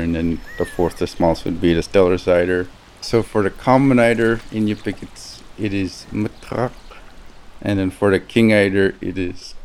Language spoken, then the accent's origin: English; Tuntutuliak, Alaska, United States; moved away as an adult; now in Fairbanks, United States; I spent my whole life or growing up in Tintituliak, living a subsistence lifestyle.